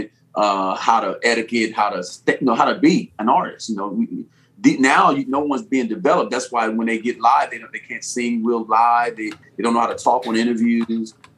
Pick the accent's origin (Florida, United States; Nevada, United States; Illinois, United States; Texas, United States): Illinois, United States; Chicago; now in California, United States; even though I'm originally from Chicago, but I've been out here about 16 years. So Cali's home.